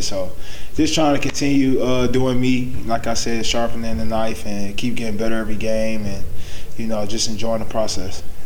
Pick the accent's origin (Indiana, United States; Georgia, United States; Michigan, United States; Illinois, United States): Georgia, United States; Atlanta; moved away as an adult; also born or lived in Florida / Texas / Toronto; been in Atlanta all my life